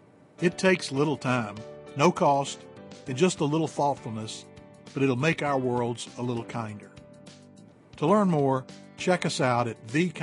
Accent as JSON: {"language": "English", "region": "the South", "country": "United States", "tie": "born or raised there", "said": "I was brought up in the South."}